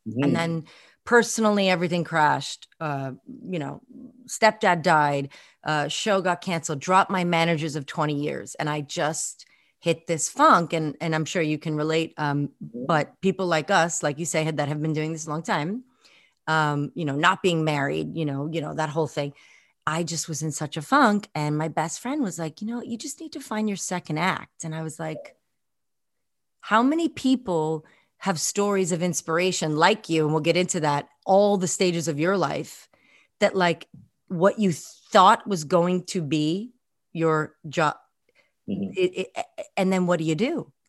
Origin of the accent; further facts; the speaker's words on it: Scotland, United Kingdom; I'm partial to Scottish men. I do have a little, I'm Scottish myself